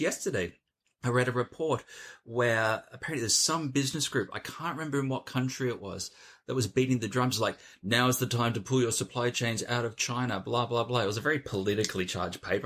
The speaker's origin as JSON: {"language": "English", "country": "Australia", "moved": "yes", "lives_now": "London, United Kingdom", "said": "I'm an Australian sitting in Zone 1 London."}